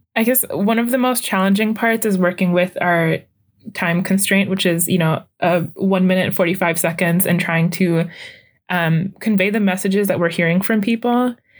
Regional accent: Saint Paul, Minnesota, United States; I'm from Saint Paul, and I've been here

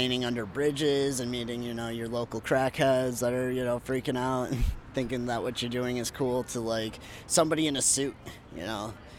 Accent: Lansing, Michigan, United States; I'm glad it's happening in my hometown

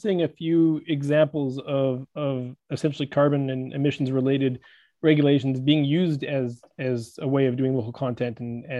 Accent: Vancouver, British Columbia, Canada; I'm actually from Vancouver, British Columbia

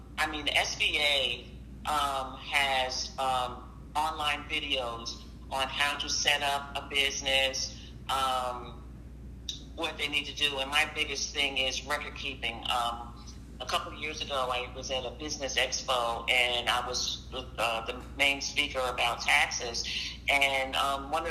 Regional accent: Jersey City, New Jersey, United States; I'm a Jersey girl. I was born and raised in Jersey City.

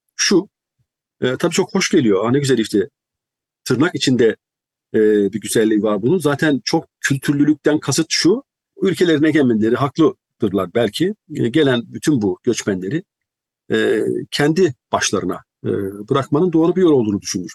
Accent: Turkey; moved away as an adult; also born or lived in United Kingdom; Türkiye'den ne aldıysam, ne götürdüysem onu götürdüm

